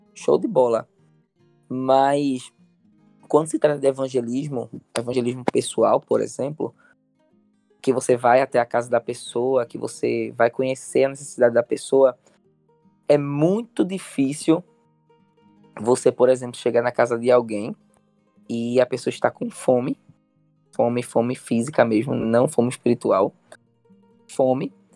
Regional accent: Olinda, Pernambuco, Brazil; Eu sou de Olinda

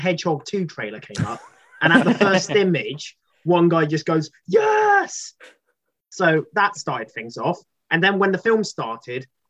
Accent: United Kingdom; We're British.

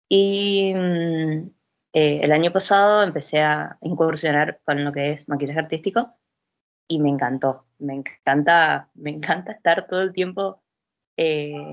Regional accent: Chaco, Argentina; Sí, yo viví mucho tiempo en el Chaco

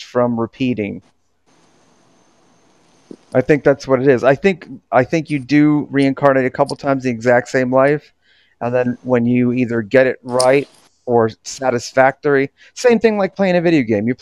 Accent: Florida, United States; moved away; also born or lived in Orlando, Florida; I was raised in Florida. I went to high school in Piper High, and I went to and I lived in Orlando

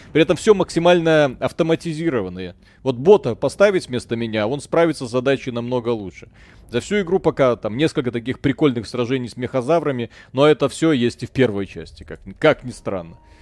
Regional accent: Belarus; мы же белорусы

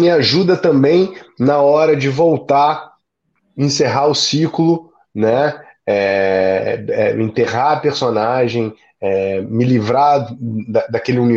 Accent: São Luís, Maranhão, Brazil; Eu sou nordestino, então eu tenho aí alguma facilidade para chegar nos lugares, né? E sou de São Luís, onde o sotaque é um pouco mais neutro na capital.

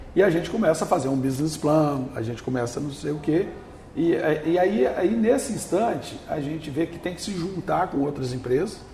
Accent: north of Espírito Santo state, Brazil; also born or lived in São Sebastião do Norte / Pedro Canário; now in Vitória, Brazil; Eu vim do norte do estado

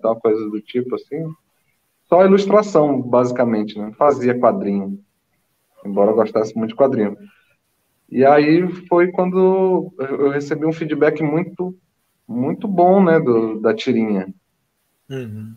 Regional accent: Manaus, Amazonas, Brazil; moved away as an adult; also born or lived in São Paulo; now in Buenos Aires, Argentina; Eu sou nascido, criado em Manaus

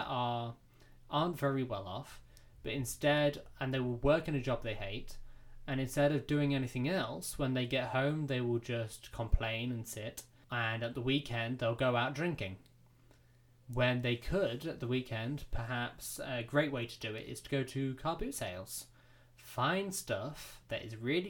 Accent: United Kingdom; We're British

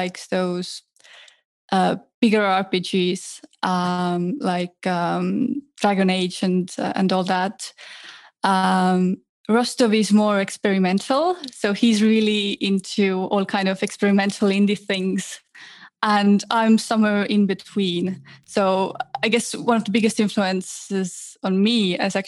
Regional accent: Tallinn, Harju County, Estonia; I grew up in Tallinn, Estonia.

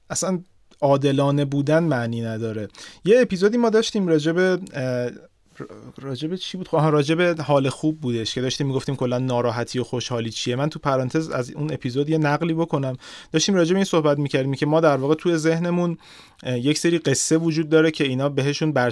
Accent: Iran; born there; اینکه مثلا من تو ایران به دنیا اومدم ممکن چیز بدی باشه

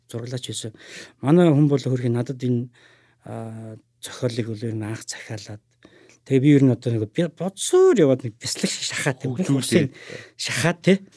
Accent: Ulaanbaatar, Mongolia; Би өөрөө Улаанбаатар хотод төрсөн.

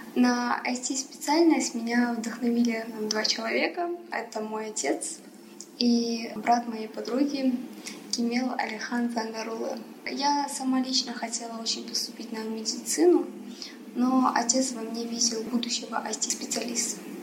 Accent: Almaty, Kazakhstan; also born or lived in Pakistan / Afghanistan; Казахстан является моей второй родиной. Я здесь выросла

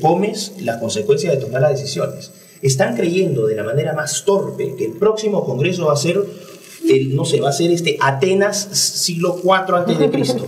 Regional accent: Peru; soy un peruano que ama a su país

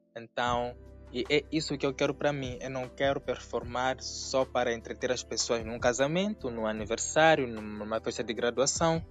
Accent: Mozambique; sou moçambicano, sou drag queen

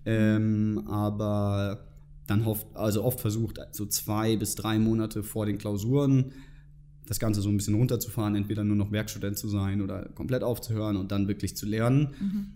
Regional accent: Germany; moved away as an adult; now in Munich, Germany; ich komme ursprünglich aus der Nähe von Hamburg

